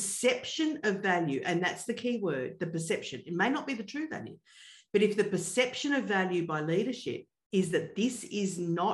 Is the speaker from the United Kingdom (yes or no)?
no; Australia; I'm Australian